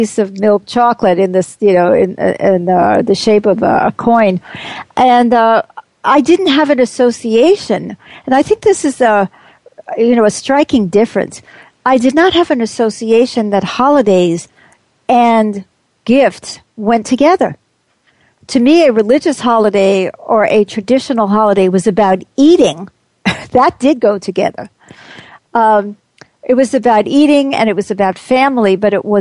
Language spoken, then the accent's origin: English; United States; I'm very much an American